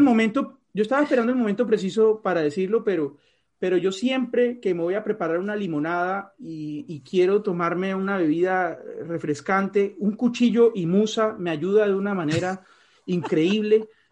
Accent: Colombian Caribbean coast, Caribbean Region, Colombia; soy costeño

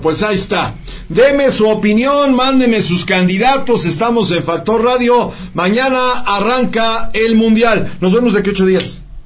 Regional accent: Mexico; es mi país, es mi tierra

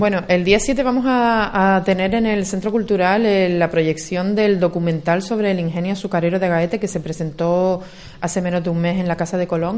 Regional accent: Agaete, Canary Islands, Spain; desde pequeñitos todos los que somos de Agaete, o casi todos, somos así

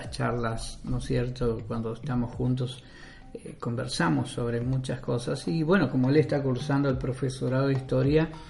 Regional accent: Argentina; also born or lived in Chile; criado totalmente en Argentina.

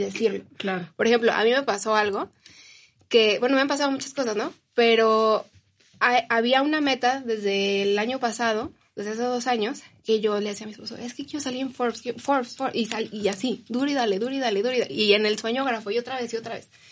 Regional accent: Mexico; como mexicanos

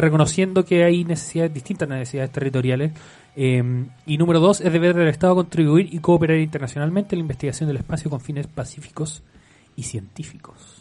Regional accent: Chile; Somos personas profundamente chilenas, patriotas, amamos a nuestro país, y a nuestro pueblo

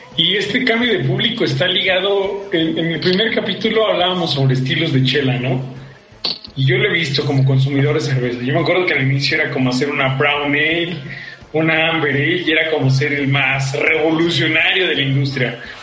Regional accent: Mexico City, Mexico; Soy chilango, soy de Iztapalapa y me siento muy orgulloso

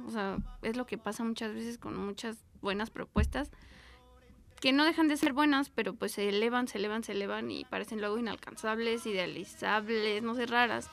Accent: Mexico City, Mexico; yo nací aquí en la Gustavo Madero

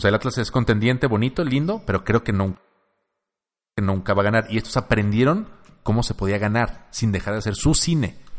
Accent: Mexico; Somos mexicanos.

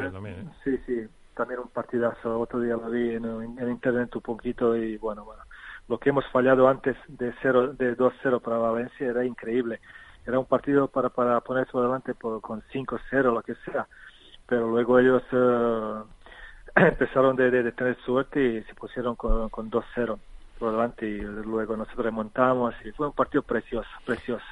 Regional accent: Loznica, Serbia; Spanish is a second language; moved away as an adult; now in Spain; pero nací en, en que es una ciudad eh, pequeñita, pero mi pueblo está, está pegado a un río que se llama Drina y este río es la, frontera actual entre Bosnia y Serbia

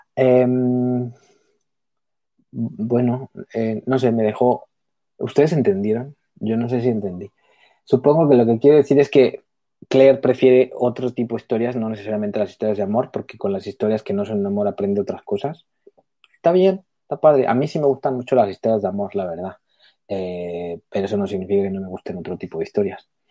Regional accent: Mexico; También soy mexicana, pero vivo también fueras.

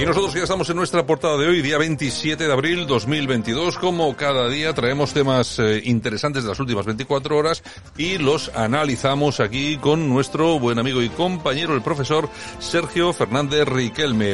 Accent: Spain

